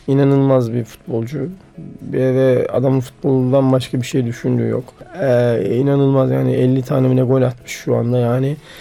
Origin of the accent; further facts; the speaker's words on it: Sivas, Sivas Province, Turkey; also born or lived in Eskişehir; ben Sivaslıyım.